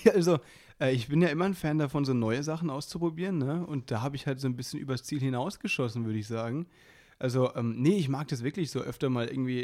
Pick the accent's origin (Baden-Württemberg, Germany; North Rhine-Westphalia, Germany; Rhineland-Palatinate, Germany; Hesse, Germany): Baden-Württemberg, Germany; now in Berlin, Germany; bei uns im, im Badischen, da wo ich herkomme